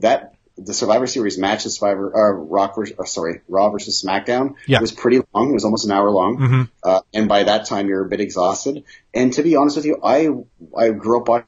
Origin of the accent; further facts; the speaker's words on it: Canada; we're Canadian